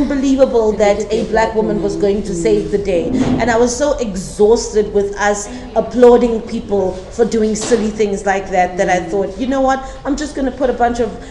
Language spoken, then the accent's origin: English; South Africa; a South African living in South Africa